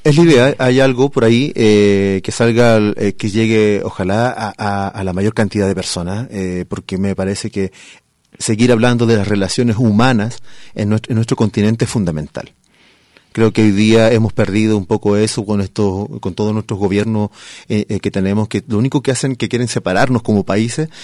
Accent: Chile; moved away as an adult; now in Guadalajara, Mexico; yo vengo del desierto de Atacama, eh, en Chile

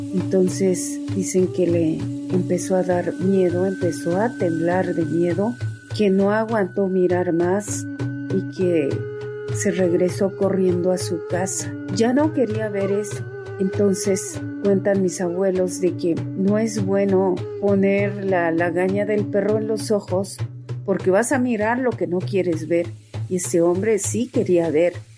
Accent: Tzotzil land, Chiapas, Mexico; con mis abuelos, con mis padres en mi tierra tzotzil

